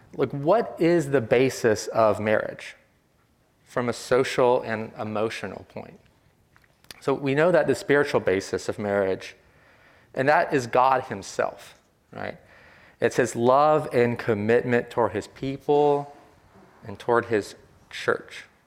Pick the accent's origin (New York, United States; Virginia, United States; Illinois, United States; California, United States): Virginia, United States; I am from the South, from a small textile town in Virginia